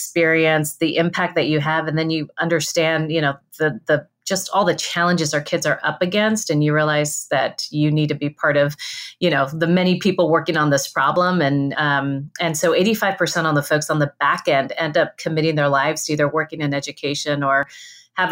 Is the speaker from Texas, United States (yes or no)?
yes; Rio Grande Valley, Texas, United States; moved away; I'm from the Rio Grande Valley